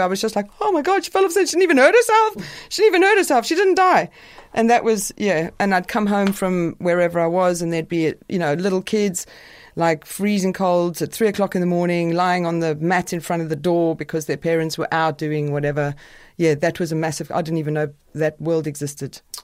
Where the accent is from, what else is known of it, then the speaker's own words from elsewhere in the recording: South Africa; moved away as an adult; also born or lived in United Kingdom; I was a white South African